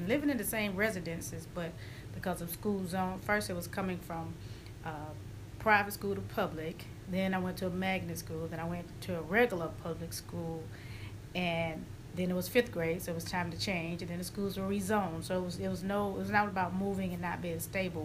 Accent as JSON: {"language": "English", "town": "Augusta", "region": "Georgia", "country": "United States", "tie": "born or raised there", "said": "playing at the park is where I grew up here in Augusta"}